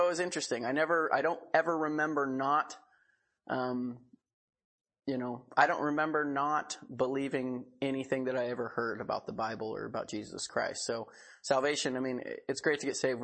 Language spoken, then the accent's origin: English; Seattle, Washington, United States; also born or lived in Pensacola, Florida / Hillsboro; I'm from Seattle